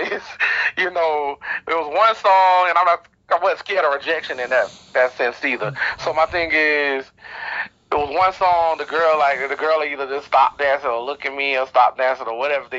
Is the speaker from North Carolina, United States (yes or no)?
yes; Wilmington, North Carolina, United States; And I'm from Wilmington, North Carolina, born and raised.